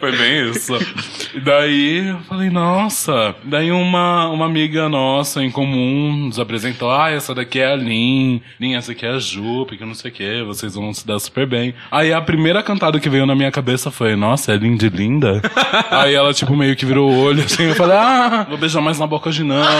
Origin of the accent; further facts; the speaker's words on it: Brazil; na minha quebrada, como eu passei maior parte da minha vida